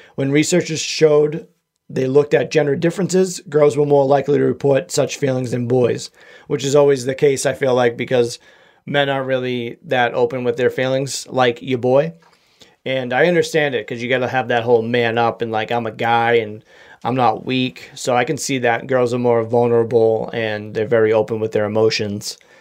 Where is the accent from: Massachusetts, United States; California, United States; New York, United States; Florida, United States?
Massachusetts, United States; accent: Massachusetts